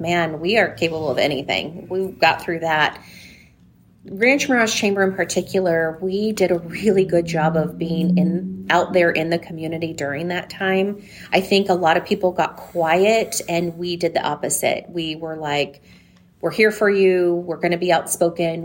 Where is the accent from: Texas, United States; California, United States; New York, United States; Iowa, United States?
California, United States; San Diego; now in Coachella Valley, United States; I'm from San Diego originally, um, born and raised there, came out here at about 15